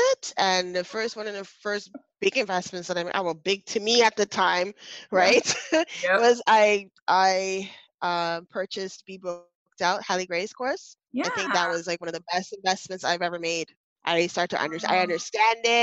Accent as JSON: {"language": "English", "country": "Canada", "said": "I'm Canadian"}